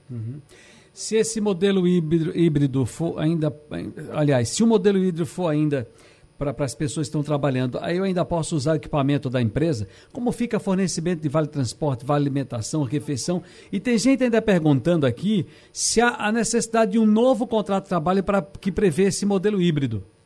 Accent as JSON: {"language": "Portuguese", "region": "Northeast Region", "country": "Brazil", "said": "a gente é do Nordeste"}